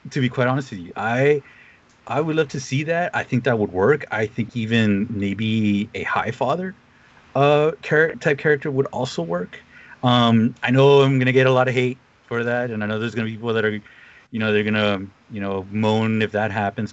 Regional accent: United States; someone who kind of grew up on the coast

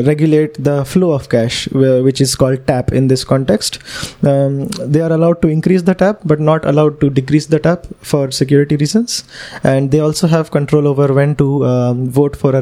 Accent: Pune, Maharashtra, India; I'm from Pune in Maharashtra, India.

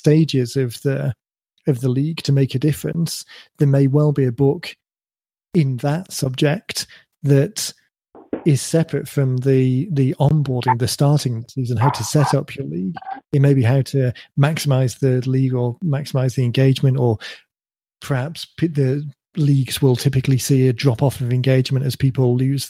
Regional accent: United Kingdom; my kind of UK credentials

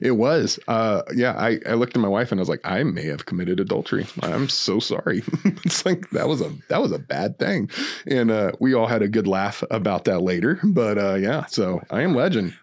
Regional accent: New Mexico, United States; moved away; I'm from New Mexico originally

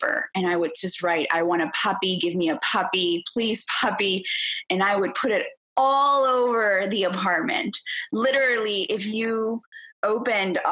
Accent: Venezuela; moved away; I grew up in Venezuela. That's where I'm originally from.

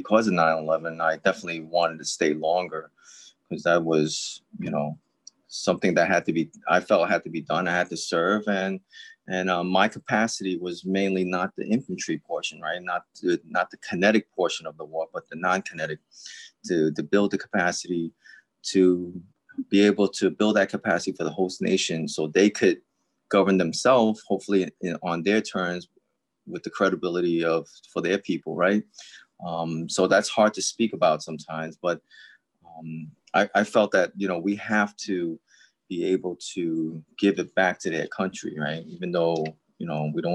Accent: New York City, New York, United States; I'm a New Yorker. I'm with NYPD

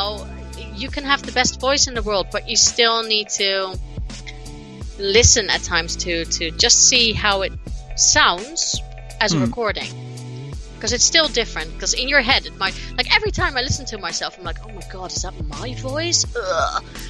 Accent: United States; accent: American twang; I have a very thick American twang to my accent.

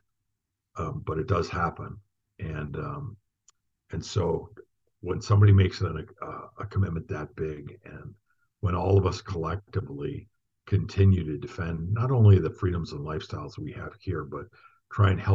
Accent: Northern United States, United States; also born or lived in Frankfurt; I'm from the Northern United States.

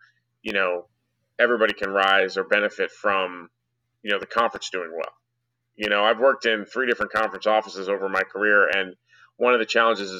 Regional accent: New Jersey, United States; also born or lived in Connecticut; now in Dallas, United States; I grew up in New Jersey

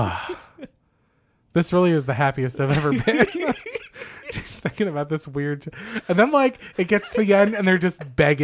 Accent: Philadelphia, Pennsylvania, United States; we're from Philly and we love Gritty

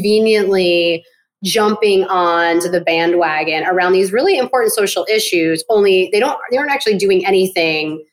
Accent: Southern Rhode Island, United States; moved away as an adult; also born or lived in Boston, Massachusetts; I grew up in Southern Rhode Island, but I lived in Boston, the Boston area for over 20 years

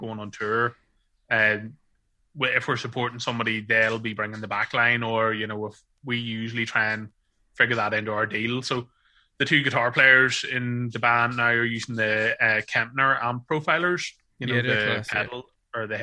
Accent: Ireland; being an Irish man

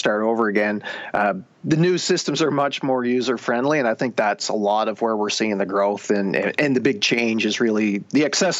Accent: rural Nova Scotia, Canada; also born or lived in Alberta; now in Halifax, Canada; I had grown up in rural Nova Scotia

